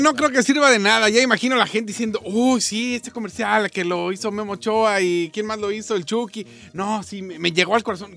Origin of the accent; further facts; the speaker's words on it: Mexico; yo soy mexicano